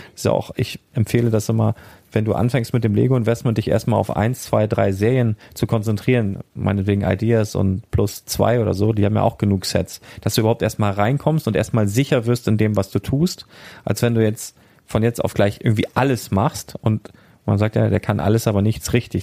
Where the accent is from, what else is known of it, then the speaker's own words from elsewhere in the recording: Northern Germany, Germany; ich komme ja aus dem Norden